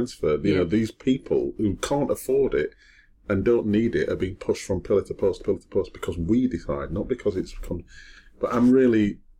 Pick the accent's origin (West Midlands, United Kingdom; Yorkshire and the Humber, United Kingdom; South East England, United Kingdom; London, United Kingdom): Yorkshire and the Humber, United Kingdom; Wakefield; I wasn't adopted, but I mean, I was brought up in Wakefield. I was very poor.